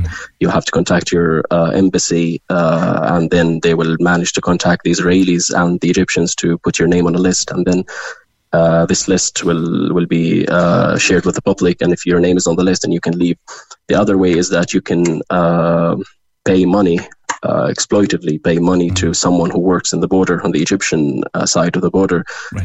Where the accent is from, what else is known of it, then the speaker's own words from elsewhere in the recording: Gaza, Gaza Strip, Palestine; moved away as an adult; now in Cork, Ireland; I'm originally from Gaza. Uh, I was born and raised there.